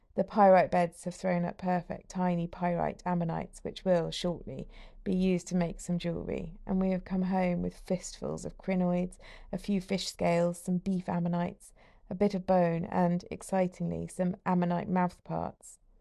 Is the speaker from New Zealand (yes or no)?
no; Somerset, South West England, United Kingdom; now in Bristol, United Kingdom; The place I grew up in Somerset is well known for its ichthyosaur fossils